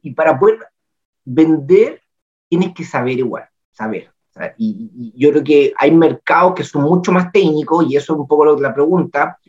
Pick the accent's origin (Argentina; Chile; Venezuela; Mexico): Chile; Yo soy el agricultor chileno